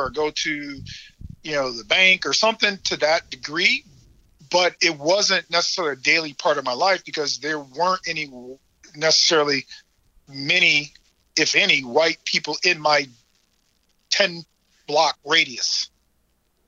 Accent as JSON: {"language": "English", "town": "Chicago", "region": "Illinois", "country": "United States", "tie": "born or raised there", "said": "I grew up in South Side of Chicago."}